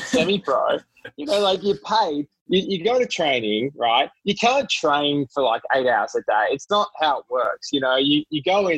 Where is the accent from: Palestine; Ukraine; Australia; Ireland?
Australia; Melbourne, Victoria; moved away as an adult; now in New York, United States; grown up in Australia. I'm Australian, born in Melbourne, and moved to New York in 2010, late 2010.